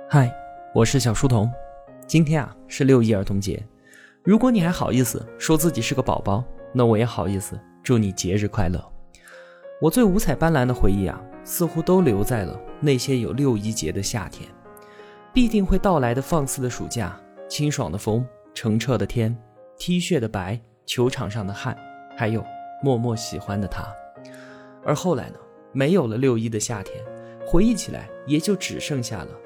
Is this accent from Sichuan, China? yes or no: no; Yunnan, China; 我的家乡云南